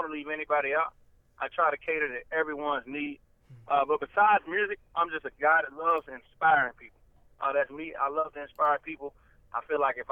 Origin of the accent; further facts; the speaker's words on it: the South, United States; I'm from the South. I'm Southern